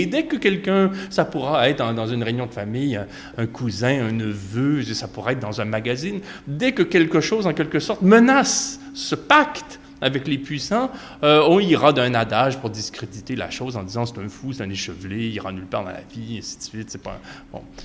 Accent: Quebec, Canada; chez nous au Québec

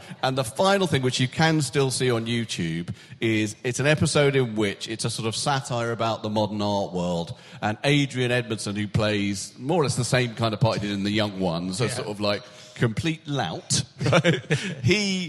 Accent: United Kingdom; I am a British male celebrity over the age of 45.

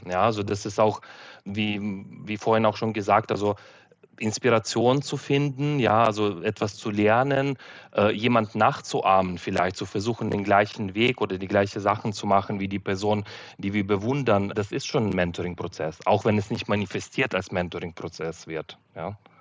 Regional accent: Uzhhorod, Zakarpattia Oblast, Ukraine; German is a second language; moved away as an adult; now in Germany; in meine Heimatstadt Uschgorod in der Ukraine

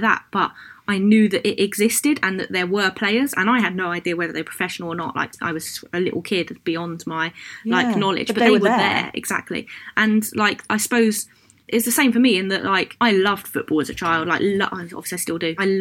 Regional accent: London, United Kingdom; I grew up in Hoxton in Hackney

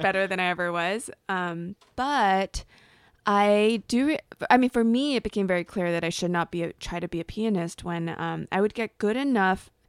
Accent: on the border of LA and Orange Counties, Southern California, United States; moved away as an adult; I grew up in Southern California in a small town on the border, outside of L A, um, on the border of L A and Orange Counties

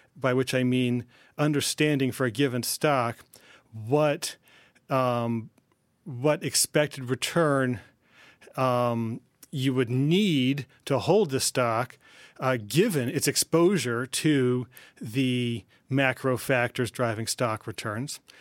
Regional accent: New Haven, Connecticut, United States; I grew up in New Haven

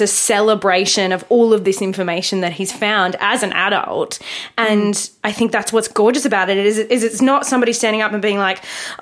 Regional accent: Australia; We're Australian and we have this history of the erasure of our Indigenous culture

